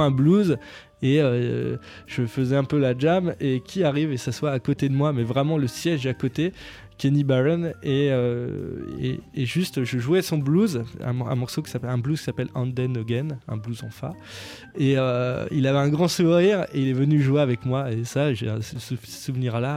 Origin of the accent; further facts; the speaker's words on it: near Beaune, Bourgogne-Franche-Comté, France; pas très loin de chez moi, à Beaune.